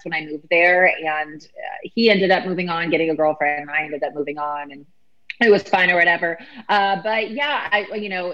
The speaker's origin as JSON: {"language": "English", "town": "Myrtle Beach", "region": "South Carolina", "country": "United States", "moved": "as an adult", "lives_now": "Las Vegas, United States", "said": "I'm originally from Myrtle Beach, South Carolina"}